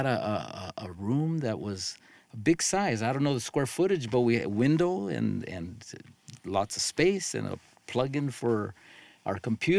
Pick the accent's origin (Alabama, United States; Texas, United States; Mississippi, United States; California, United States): California, United States; Los Angeles; moved away as an adult; now in South Pasadena, United States; I grew up in the Harbor area, Wilmington specifically.